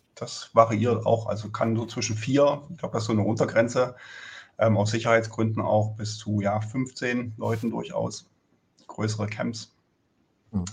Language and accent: German; Germany; wir als Deutsche